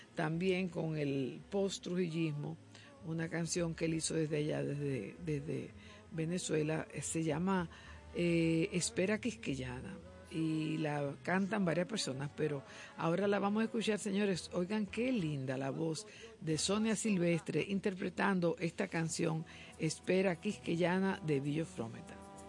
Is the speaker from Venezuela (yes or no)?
no; Dominican Republic